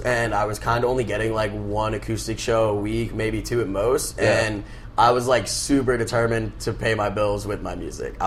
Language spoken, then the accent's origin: English; Tampa, Florida, United States; moved away as an adult; now in Tallahassee, United States; I'm originally from Tampa. I was born and raised there.